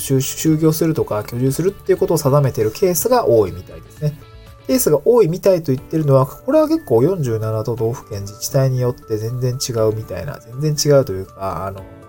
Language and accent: Japanese; Niigata, Japan; also born or lived in Tokyo; now in Awaji Island, Japan; 僕の実家がある新潟県